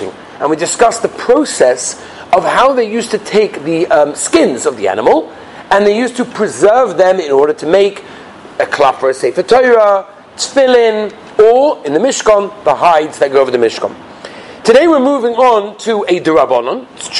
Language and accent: English; England, United Kingdom; moved away; us English people